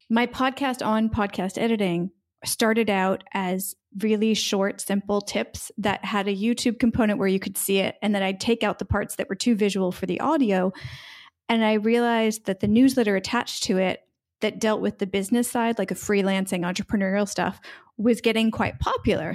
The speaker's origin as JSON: {"language": "English", "country": "United States", "moved": "yes", "lives_now": "Split, Croatia", "said": "I am an American expat living in Split, Croatia"}